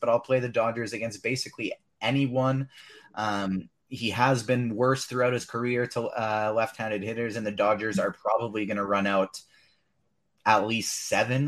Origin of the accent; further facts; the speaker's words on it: Canada; As a fellow Canadian